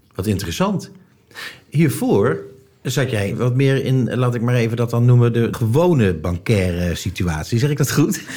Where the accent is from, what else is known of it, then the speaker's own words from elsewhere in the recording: Netherlands; als Nederlander